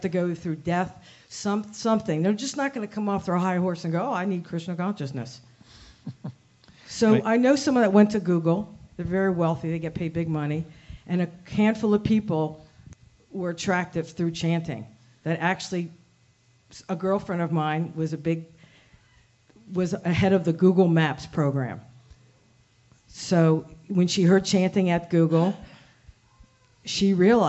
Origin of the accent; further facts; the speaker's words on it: United States; I'm just going to speak as an American